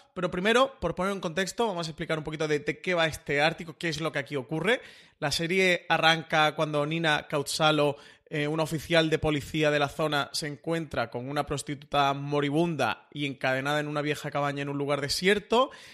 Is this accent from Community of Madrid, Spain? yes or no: no; Málaga, Andalusia, Spain; Yo, como buen malagueño